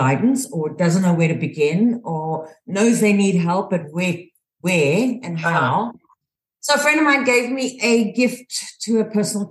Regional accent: South Africa; moved away as an adult; also born or lived in Houston, Texas; now in United States; I'm originally from South Africa

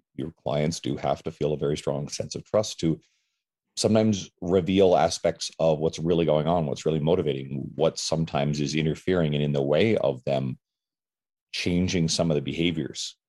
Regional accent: St. John's, Newfoundland and Labrador, Canada; now in Edmonton, Canada; I'm from um, originally from the east coast of Canada, St. John's, Newfoundland, but I live in Edmonton, Alberta

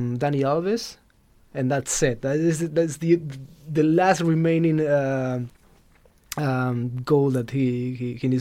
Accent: Argentina; first language Spanish; English is a second language; moved away as an adult; also born or lived in Spain; now in London, United Kingdom; I grew up in Argentina

